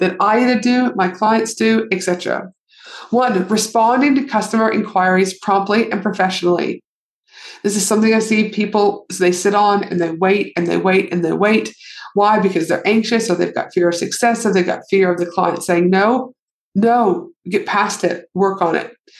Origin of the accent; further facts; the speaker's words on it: Canada; moved away; my home country, aka Canada